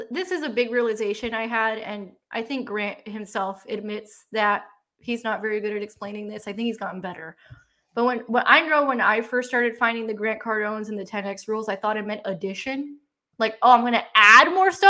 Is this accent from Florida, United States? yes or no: yes; Miami, Florida, United States; I grew up in Miami